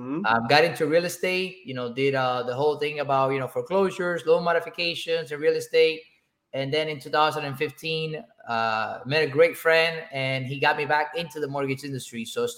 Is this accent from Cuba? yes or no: yes; Cuba; now in United States; I came to this country from Cuba in 2004.